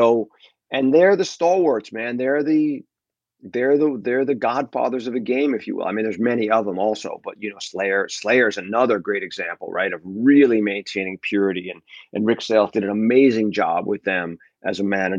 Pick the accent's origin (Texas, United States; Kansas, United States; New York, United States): New York, United States; my son grew up in California, but his number one team is the New York Yankees because I grew up in New York